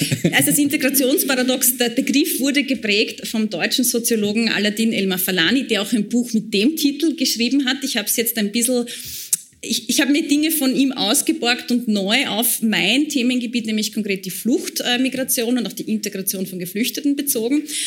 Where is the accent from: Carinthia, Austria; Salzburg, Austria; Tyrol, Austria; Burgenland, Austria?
Burgenland, Austria; Burgenland border area, Austria; vor allem im Osten, ähm, dem Gebiet, wo ich herkomme, also im burgenländischen Grenzgebiet